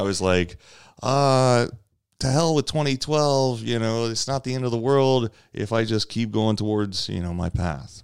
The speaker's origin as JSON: {"language": "English", "region": "Louisiana", "country": "United States", "also_born_or_lived": "South Los Angeles", "moved": "as an adult", "lives_now": "Los Angeles, United States", "said": "I'm from Louisiana"}